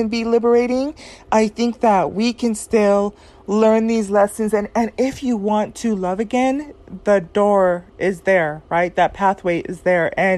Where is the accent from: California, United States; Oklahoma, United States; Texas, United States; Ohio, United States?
California, United States; Southern; my experience growing up in Southern California